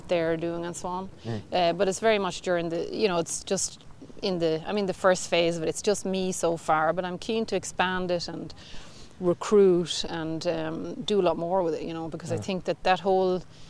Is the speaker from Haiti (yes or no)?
no; Kildare, Leinster, Ireland; moved away as an adult; now in Sigtuna, Sweden; I'm from Kildare